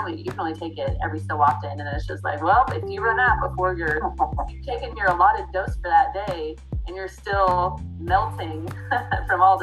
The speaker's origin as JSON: {"language": "English", "region": "Midwest", "country": "United States", "tie": "born or raised there", "said": "Growing up in the Midwest, it is agriculture country out here"}